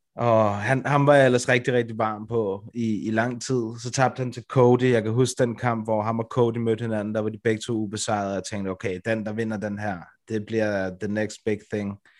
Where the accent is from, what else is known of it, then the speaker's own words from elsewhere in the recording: Brøndby, Capital Region of Denmark, Denmark; det sted, hvor jeg kommer fra